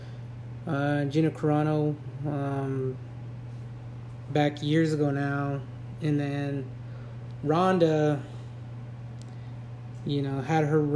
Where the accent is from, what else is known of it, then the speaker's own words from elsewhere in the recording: California, United States; I was born and raised in California